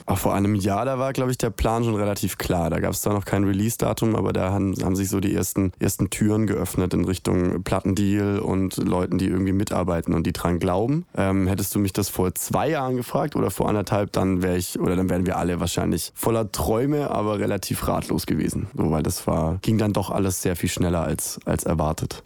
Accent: Nürtingen, Baden-Württemberg, Germany; moved away as an adult; now in Stuttgart, Germany; weil ich da ursprünglich ja herkomme. Also ich, äh, ich bin groß geworden in Nürtingen und Umgebung

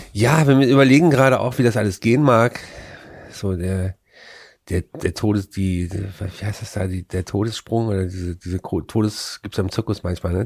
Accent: Frechen, North Rhine-Westphalia, Germany; da, wo ich groß geworden bin, das war, ähm, ist eine Vorstadt von Köln

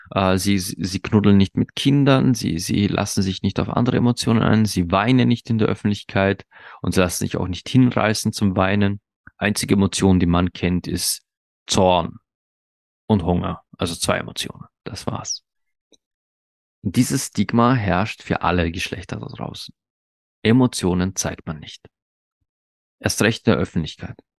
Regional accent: Austria; bei uns in Österreich

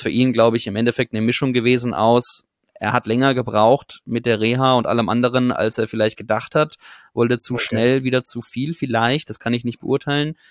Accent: Karlsruhe, Baden-Württemberg, Germany; moved away; also born or lived in Gibraltar / Munich; wir kommen beide gebürtig aus Karlsruhe

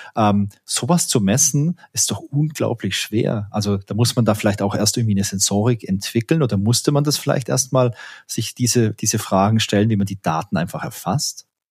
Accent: Southern Germany, Germany; ich komme ja aus Süddeutschland und da ist man ja immer sehr knausrig

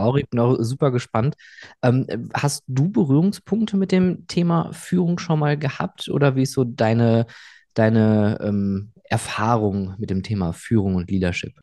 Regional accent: Rhineland, Germany; moved away; in meine Heimat eher ins äh, Rheinland

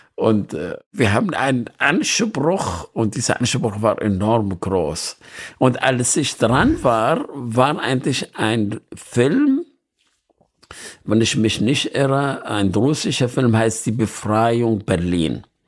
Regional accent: Nineveh, Iraq; ich bin in Nineveh geboren

